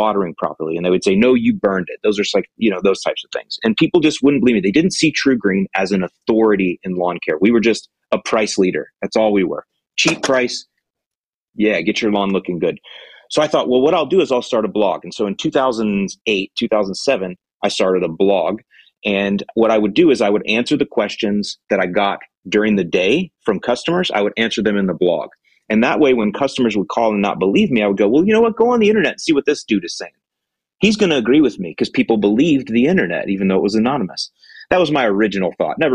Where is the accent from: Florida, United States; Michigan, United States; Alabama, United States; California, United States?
Florida, United States; moved away as an adult; also born or lived in Chicago, Illinois / Northwest Indiana; I'm born and raised in Florida, but for 15 years, I lived in Chicago, or outside of Chicago, Northwest Indiana